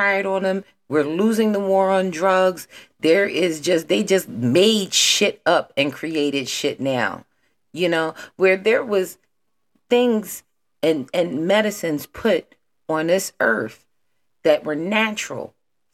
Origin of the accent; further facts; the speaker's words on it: Philadelphia, Pennsylvania, United States; I'm from Philadelphia